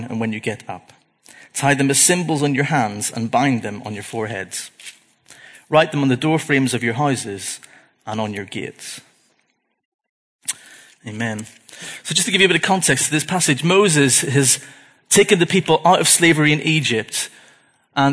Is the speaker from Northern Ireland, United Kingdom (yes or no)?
yes; Belfast, Northern Ireland, United Kingdom; I was born in Belfast in 1982